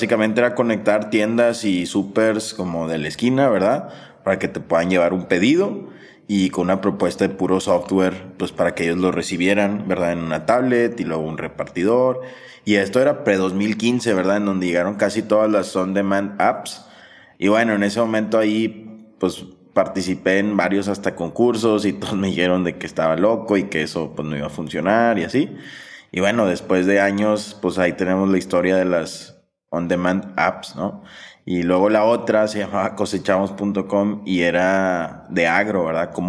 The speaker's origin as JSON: {"language": "Spanish", "region": "Sonora", "country": "Mexico", "tie": "born there", "said": "Yo, yo nací en Sonora"}